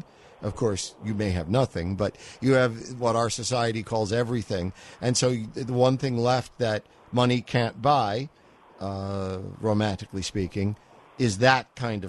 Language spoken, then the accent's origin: English; New York City, New York, United States; as a New Yorker.